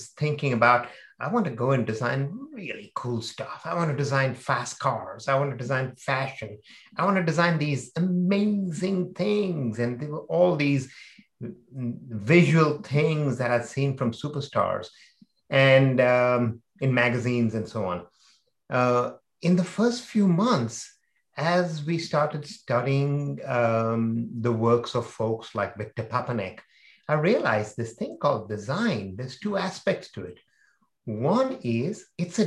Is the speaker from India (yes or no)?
yes; India; I was growing up in India